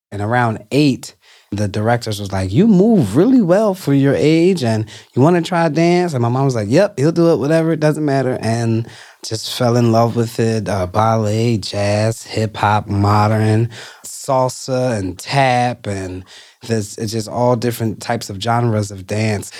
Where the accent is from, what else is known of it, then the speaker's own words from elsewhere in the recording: Philadelphia, Pennsylvania, United States; growing up in North Philly by Temple's campus